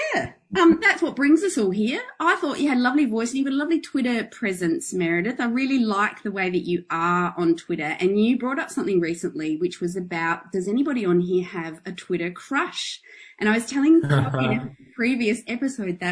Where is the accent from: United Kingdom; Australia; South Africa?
Australia; Adelaide, South Australia; now in Melbourne, Australia; we're both originally from Adelaide